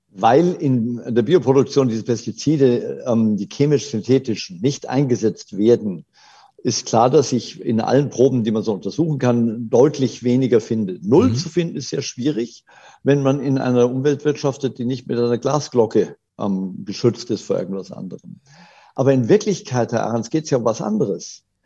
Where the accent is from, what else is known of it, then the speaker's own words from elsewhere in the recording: Germany; bei uns in Deutschland